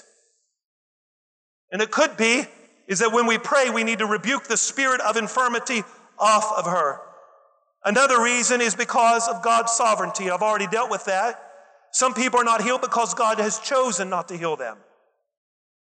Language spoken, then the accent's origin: English; West Virginia, United States; I'm from West Virginia, and everybody in West Virginia knows everything